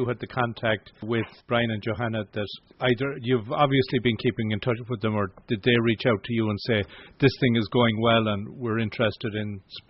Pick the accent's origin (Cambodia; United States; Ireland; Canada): Ireland; from an Irish perspective what we would have been used to.